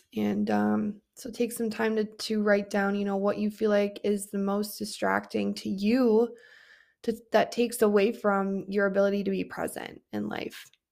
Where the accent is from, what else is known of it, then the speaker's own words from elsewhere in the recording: Wisconsin, United States; we are from Wisconsin